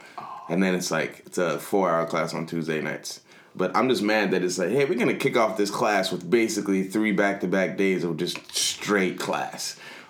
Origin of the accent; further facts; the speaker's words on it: Nigeria; I'm Nigerian.